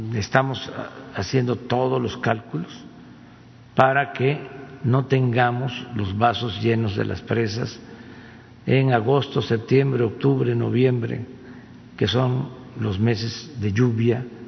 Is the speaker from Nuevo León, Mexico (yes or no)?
no; Tepetitán, Tabasco, Mexico; mi pueblo, a Tepetitán